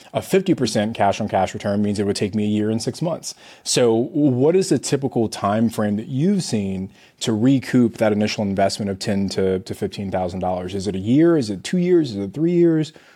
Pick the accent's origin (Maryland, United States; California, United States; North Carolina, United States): California, United States; I'm from California